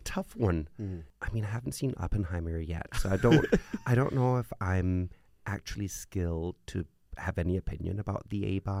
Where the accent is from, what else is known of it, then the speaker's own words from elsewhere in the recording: Copenhagen, Capital Region of Denmark, Denmark; Yeah. I'm a true Copenhagener.